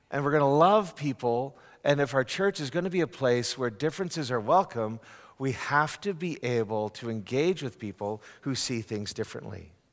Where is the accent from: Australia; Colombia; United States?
United States; Northeast; Um, I'm from the Northeast. We call those people with love the frozen chosen.